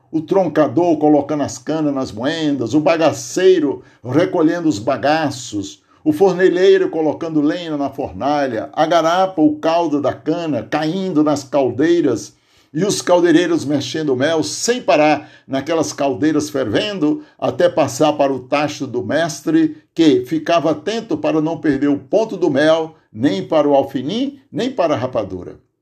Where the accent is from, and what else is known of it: Aurora, Ceará, Brazil; born or raised there; now in Santo André, Brazil